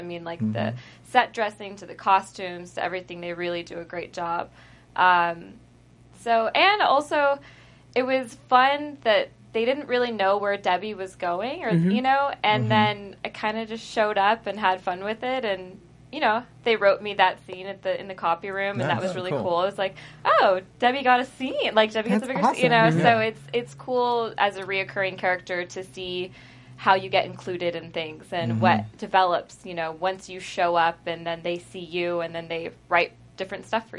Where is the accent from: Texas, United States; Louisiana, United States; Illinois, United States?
Texas, United States; like my character, the Southern hospitality growing up in Texas, I feel like that's a real thing